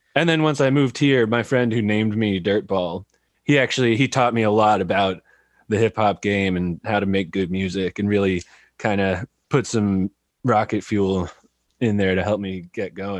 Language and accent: English; California, United States; moved away as an adult; also born or lived in San Jose; now in Eugene, United States; I grew up in California